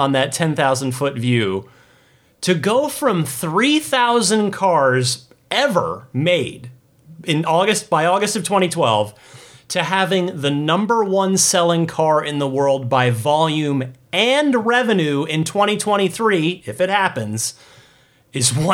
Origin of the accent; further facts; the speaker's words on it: New Jersey, United States; my home state of New Jersey